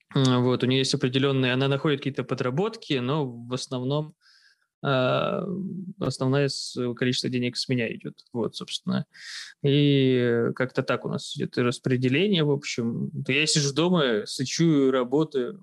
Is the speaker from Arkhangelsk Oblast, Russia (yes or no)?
yes; Arkhangelsk, Arkhangelsk Oblast, Russia; moved away as an adult; also born or lived in Saint Petersburg; now in Kyrgyzstan; я с севера, из Архангельска